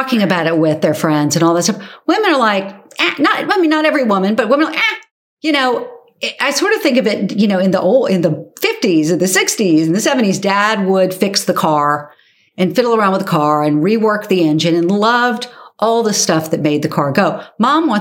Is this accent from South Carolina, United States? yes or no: yes; Charleston, South Carolina, United States; my hometown of Charleston, South Carolina